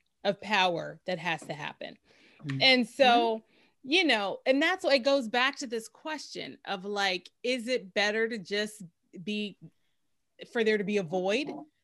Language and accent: English; Pittsburgh, Pennsylvania, United States; I'm from Pittsburgh